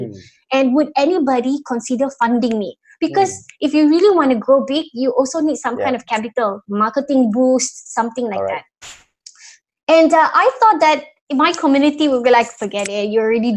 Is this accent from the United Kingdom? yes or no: no; Singapore